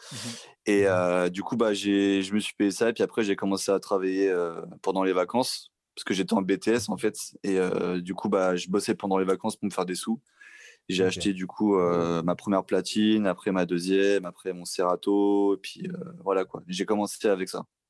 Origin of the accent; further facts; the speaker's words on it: Vitry-sur-Seine, Île-de-France, France; je suis un mec euh, qui habitait à Vitry-sur-Seine, donc je suis né là-bas, j'ai mon enfance, mon adolescence